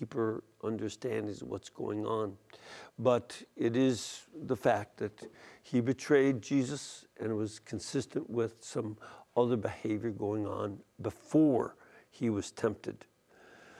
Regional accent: Chicago, Illinois, United States; my hometown of Chicago, Illinois

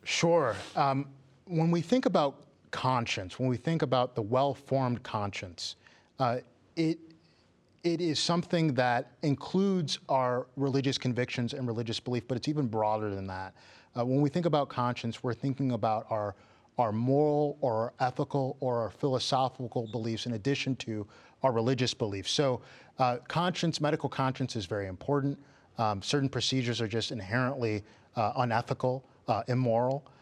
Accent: Detroit, Michigan, United States; moved away; That's where I'm originally from.

